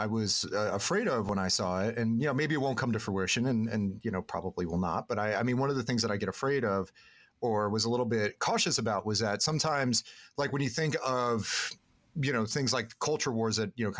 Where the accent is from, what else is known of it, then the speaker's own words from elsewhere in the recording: the South, United States; you know, growing up in the South is that a lot of times people that are in the legislatures there